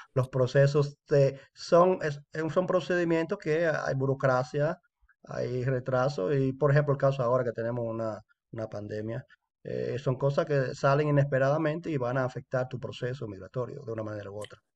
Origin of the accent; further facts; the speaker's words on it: Dominican Republic; now in Canada; compatriota dominicano